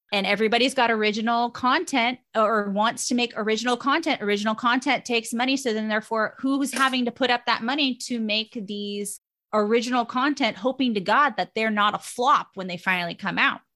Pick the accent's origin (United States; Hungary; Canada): United States; Los Gatos, California; my hometown, um, where I, where I was born and raised in Las Gatas, California